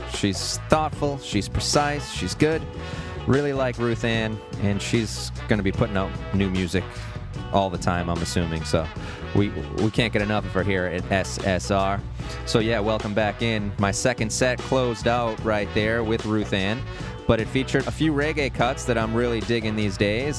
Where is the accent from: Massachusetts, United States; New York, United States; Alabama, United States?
Massachusetts, United States; Springfield, Massachusetts, my home state